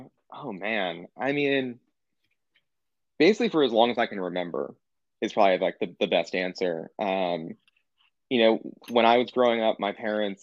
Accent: New York City, New York, United States; also born or lived in New Jersey; So I'm from like the Upper West Side of New York.

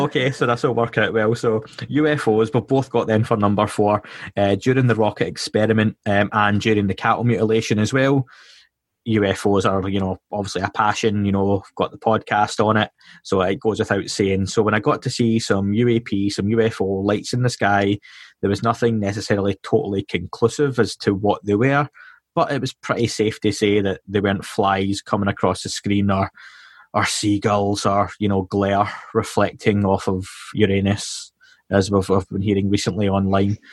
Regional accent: Scotland, United Kingdom; accent: Scottish

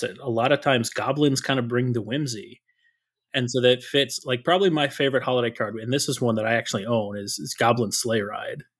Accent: Minnesota, United States; I grew up in Minnesota. I've been in Minnesota a long time.

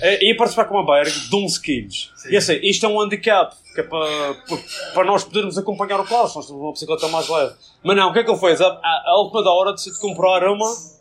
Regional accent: Madeira, Portugal; a nossa tem a bandeirinha da Madeira, que nós somos da Madeira.

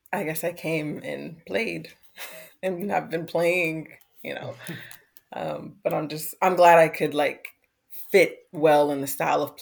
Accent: United States; moved away as an adult; also born or lived in Iceland; now in Australia; as the American, as the import

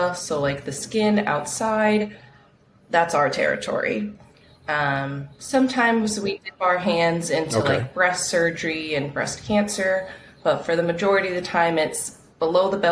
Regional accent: Texas, United States; moved away as an adult; now in Hawaii, United States; I'm from Texas. I was there my whole life. And then I did medical school there

